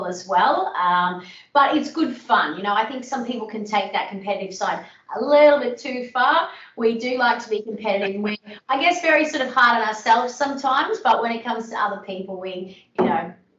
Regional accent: Cairns, Queensland, Australia; also born or lived in Townsville; I actually was born in Townsville, but moved to Cairns when I think I was about four. So did all my schooling in Cairns

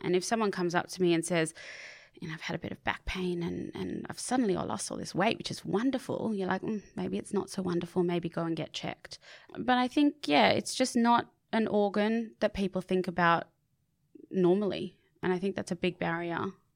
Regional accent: Sydney, New South Wales, Australia; I did grow up on Bondi Beach

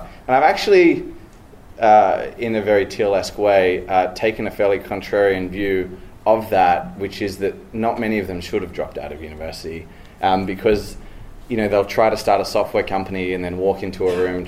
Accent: Sydney, New South Wales, Australia; moved away as an adult; now in United States; born and raised in Sydney

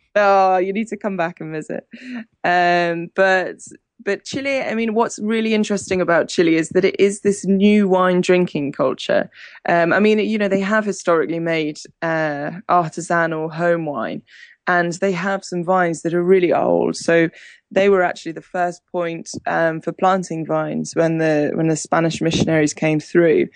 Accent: Hampshire, South East England, United Kingdom; moved away as an adult; also born or lived in Argentina; England, growing up in England, we're a big wine drinking country

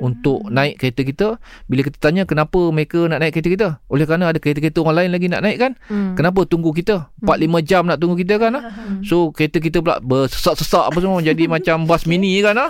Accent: Malaysia; kita sebagai rakyat Malaysia

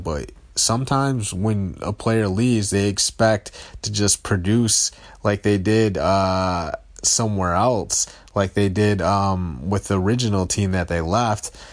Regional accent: Detroit, Michigan, United States; I'm from Detroit

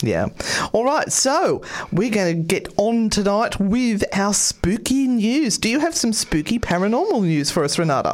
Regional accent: Australia; I'm Australian

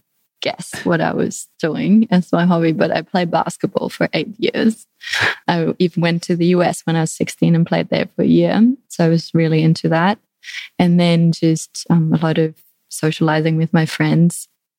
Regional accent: Düsseldorf, North Rhine-Westphalia, Germany; English is a second language; moved away as an adult; also born or lived in Spain; I moved back to Germany, to Düsseldorf, well, a village close to Düsseldorf. And that's where I grew up and lived until I quit my job and then met Jake in Asia.

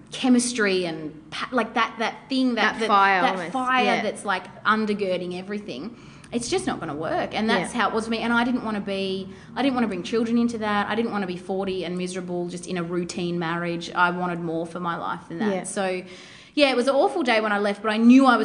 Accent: Melbourne, Victoria, Australia; We're both from Melbourne

